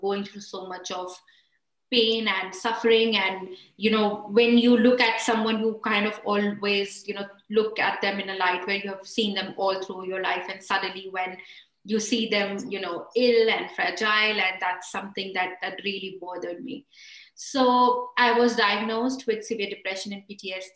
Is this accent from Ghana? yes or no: no; India; moved away as an adult; now in United Kingdom; I was born and raised in India